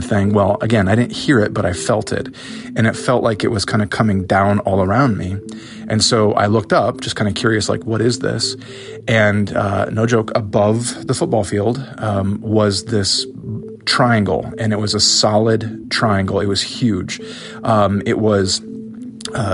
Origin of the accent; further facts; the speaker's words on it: Northwest Iowa, United States; now in Erie, United States; I live in Erie, Pennsylvania, and I'm originally from Iowa